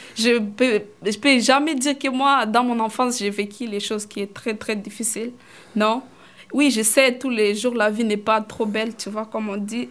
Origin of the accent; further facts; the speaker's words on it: Kigoma, Tanzania; French is a second language; now in Canada; je suis née là-bas dans les camps de réfugiés, j'ai grandi là-bas